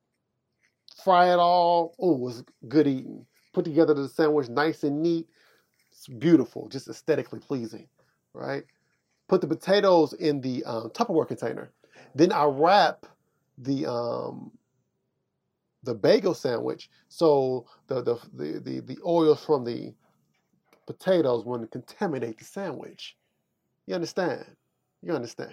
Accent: Kansas City, Missouri, United States; I'm from Kansas City, Missouri.

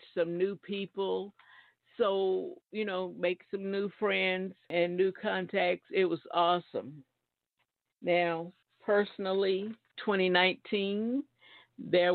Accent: Alabama, United States; now in New Jersey, United States; I live in New Jersey. I'm from Alabama.

